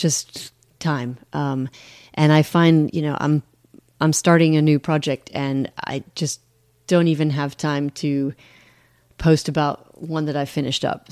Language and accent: English; United States; moved away; I'm mostly American, I'm I'm just a little bit British. I was, you know, naturalized